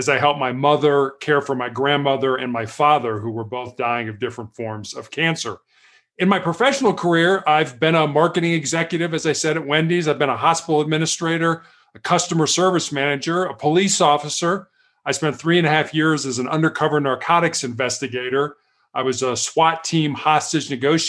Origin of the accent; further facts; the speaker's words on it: Chicago, Illinois, United States; I was born and raised in Chicago